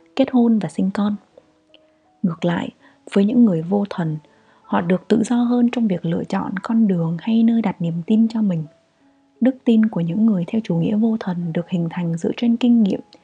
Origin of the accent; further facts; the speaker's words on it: Vietnam; moved away as an adult; also born or lived in Austria; mình duy nhất là người Việt